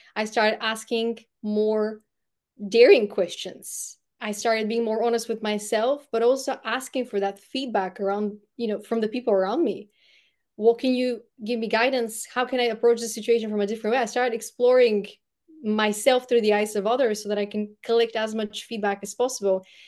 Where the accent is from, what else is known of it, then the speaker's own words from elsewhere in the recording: Bulgaria; first language Bulgarian; English is a second language; moved away as an adult; English isn't my first language, it's Bulgarian. I spent the first eighteen years of my life in Bulgaria